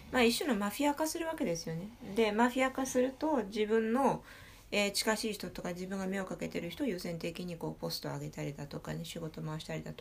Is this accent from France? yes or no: yes; Bourgogne-Franche-Comté, France; Japanese is a second language; フランスは正直に、いや、俺ニースじゃないよ、ブルゴーニュだよって言ったら、